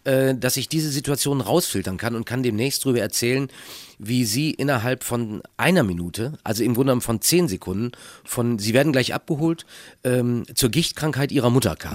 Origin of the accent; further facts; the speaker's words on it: Minden, North Rhine-Westphalia, Germany; Aus meiner Heimatstadt Minden